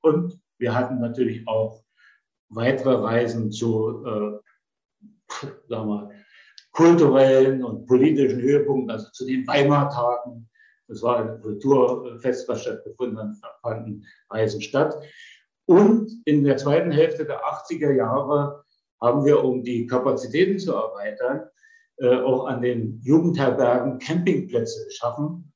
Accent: Potsdam, Brandenburg, Germany; Ich bin 1948 in Potsdam geboren, bin dann von 1955 bis 1963 in Potsdam zur Polytechnischen Oberschule gegangen

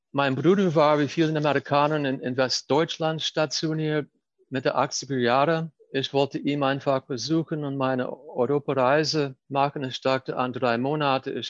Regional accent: Baltimore, Maryland, United States; born there; 1961 bin ich in Baltimore geboren, im Atlantic im Reihenhaus in einer tagestypischen äh, amerikanischen äh, Familie. Wir sind in den Jahren danach oft umgezogen von der Ostküste zur Westküste.

